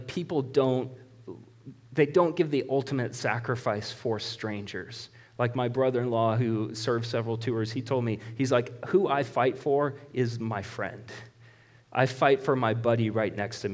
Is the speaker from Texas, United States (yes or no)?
no; Marshalltown, Iowa, United States; I was born in Marshalltown Hospital. That's where I was born.